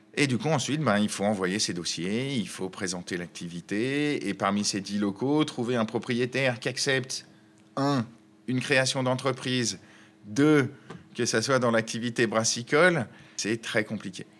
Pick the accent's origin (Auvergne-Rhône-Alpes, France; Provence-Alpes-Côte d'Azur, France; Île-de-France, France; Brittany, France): Auvergne-Rhône-Alpes, France; Chambéry; also born or lived in Paris; now in Lyon, France; Je suis originaire de Chambéry en Savoie et j'ai passé 12 ans dans notre belle capitale